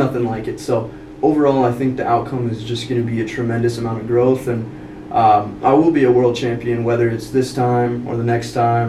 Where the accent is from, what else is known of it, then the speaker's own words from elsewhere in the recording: Rapid City, South Dakota, United States; now in Spearfish, United States; No, I'm from Rapid. Okay. From Rapid.